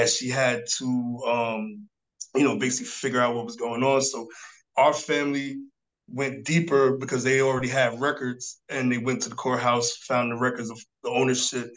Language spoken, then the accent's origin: English; New York City, New York, United States; now in Darlington, United States; born and raised in Harlem, New York City, and you know, currently I live in Darlington, South Carolina